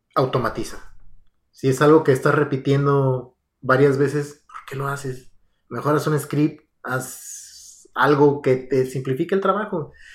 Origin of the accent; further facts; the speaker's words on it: Aguascalientes, Mexico; moved away as an adult; now in United States; yo soy de Aguascalientes.